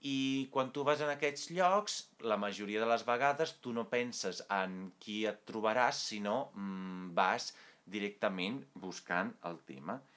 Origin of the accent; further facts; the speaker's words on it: Italy; Catalan is a second language; Ara m'estava confonent ja sabeu, sóc italià.